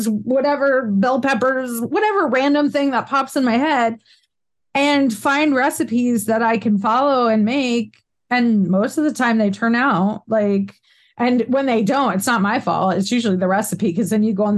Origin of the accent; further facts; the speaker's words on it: United States; I'm like, United States